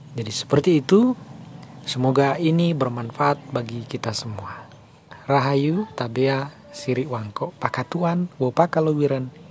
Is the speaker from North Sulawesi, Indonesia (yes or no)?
yes; Tondei, North Sulawesi, Indonesia; desa kita yaitu desa Tondei